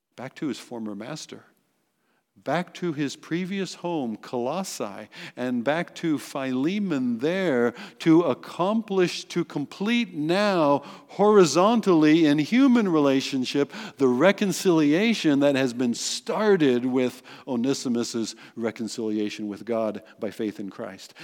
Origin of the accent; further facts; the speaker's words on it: United States; in our identity as American citizens